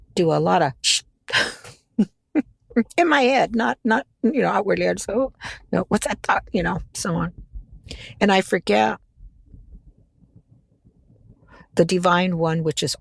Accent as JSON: {"language": "English", "country": "United States", "tie": "born or raised there", "said": "This is where I grew up in America"}